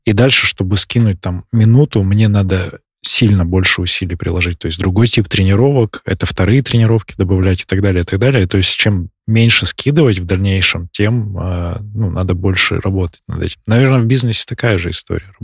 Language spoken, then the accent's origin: Russian; Barnaul, Altai Krai, Russia; moved away; я из Барнаула, и вот я там побегиваю тоже, когда приезжаю туда